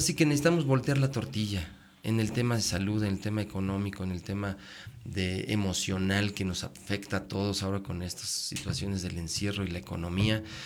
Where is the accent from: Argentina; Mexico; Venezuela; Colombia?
Mexico; Mexico City; moved away; yo soy de la ciudad, nací en la Ciudad de México